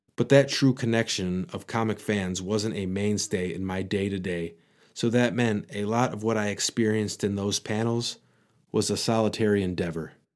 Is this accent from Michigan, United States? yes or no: yes; Michigan, United States; accent: Michigan; my Michigan accent